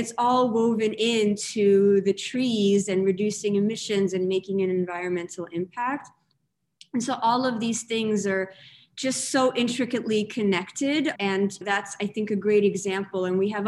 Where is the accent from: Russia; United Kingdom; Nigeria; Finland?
Russia; now in United States; I grew up in Russia, moved to America. I'm this person that is comfortable in these in-betweens and in these things where two different things join.